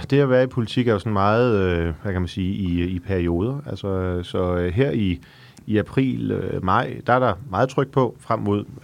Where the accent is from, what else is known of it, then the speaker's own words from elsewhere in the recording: Frederikssund, Capital Region of Denmark, Denmark; jeg er født i Frederikssund.